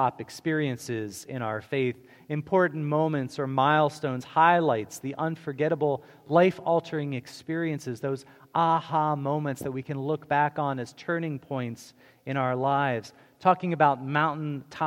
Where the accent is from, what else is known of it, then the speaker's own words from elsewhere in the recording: outside of Baltimore, Maryland, United States; growing up outside of Baltimore